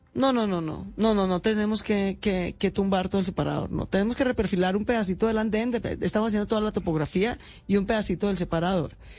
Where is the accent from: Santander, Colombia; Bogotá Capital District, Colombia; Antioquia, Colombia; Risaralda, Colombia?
Bogotá Capital District, Colombia; Bogotá; los 180 mil bogotanos que vivimos en Chapinero